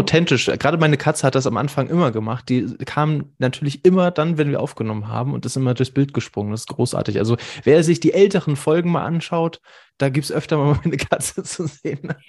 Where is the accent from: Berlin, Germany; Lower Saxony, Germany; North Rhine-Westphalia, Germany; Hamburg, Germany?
Hamburg, Germany; wir kommen beide aus Hamburg